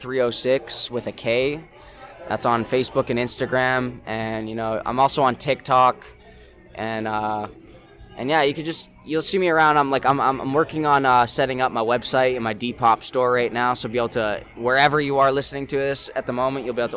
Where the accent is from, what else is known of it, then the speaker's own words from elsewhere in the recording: Saskatoon, Saskatchewan, Canada; I'm from Saskatoon, and I do most of my business out of Saskatoon